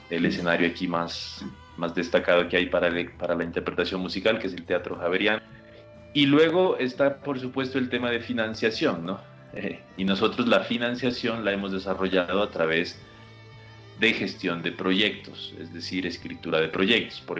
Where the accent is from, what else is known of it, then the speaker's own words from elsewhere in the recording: Pasto, Nariño, Colombia; Nosotros estamos en el departamento de Nariño, al sur, cuya capital es el municipio de Pasto, que es la maravillosa ciudad donde me encuentro ahorita.